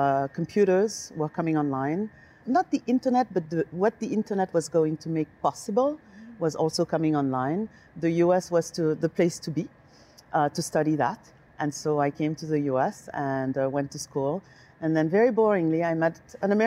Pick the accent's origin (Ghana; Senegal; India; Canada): Senegal; also born or lived in Paris, France; now in United States; I was born in Senegal, West Africa.